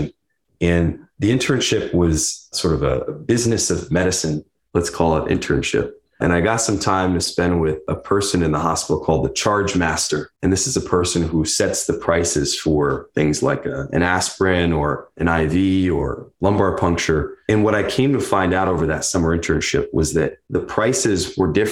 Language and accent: English; Neptune, New Jersey, United States; growing up in Neptune